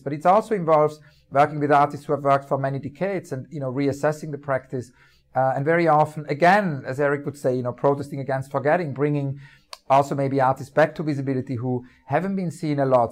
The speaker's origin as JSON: {"language": "English", "town": "Winterthur", "region": "Zurich", "country": "Switzerland", "tie": "born or raised there", "moved": "yes", "said": "near where I grew up, um, in the eastern part of Switzerland."}